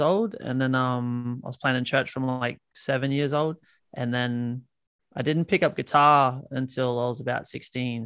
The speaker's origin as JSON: {"language": "English", "country": "Australia", "accent": "Aussie", "said": "you probably hear it in my accent, but I'm Aussie"}